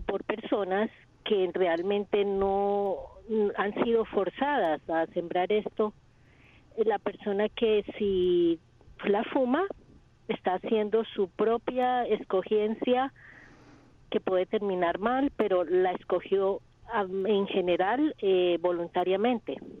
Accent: Colombia; moved away; Colombia, que es el país donde yo nací.

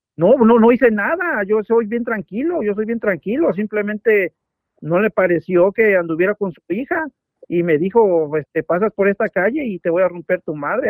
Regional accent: Mexico City, Mexico; soy de la Ciudad de México.

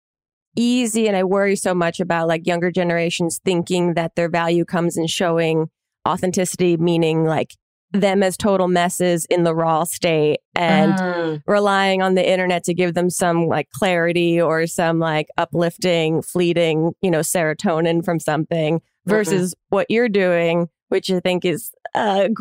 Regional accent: New Jersey, United States; I'm from New Jersey

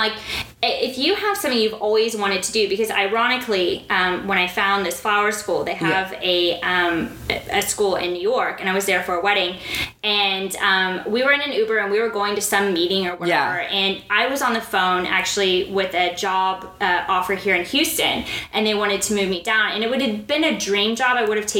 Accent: Dubai, United Arab Emirates; I was like, I'll be there. I'm from Dubai, but I will be there.

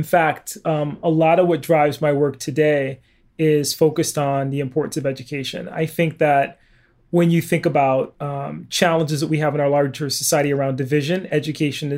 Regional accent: Bridgeport, Connecticut, United States; I grew up in Bridgeport, Connecticut in the 1970s.

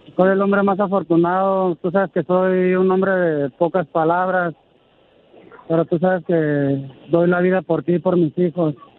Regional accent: Mexicali, Baja California, Mexico; also born or lived in Guadalajara, Jalisco; Yo soy originario de Guadalajara, Jalisco. y radico desde los tres meses aquí en Mexicali

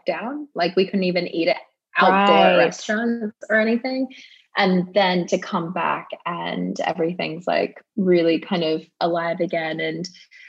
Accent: Australia; moved away as an adult; now in West Hollywood, United States; the longest amount of time I've spent in Australia since I left when I was 18

